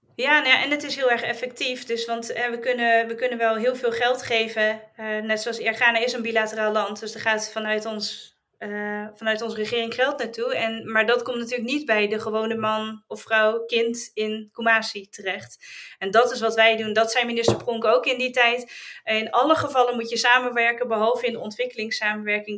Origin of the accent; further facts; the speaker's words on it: Netherlands; wij als Nederlanders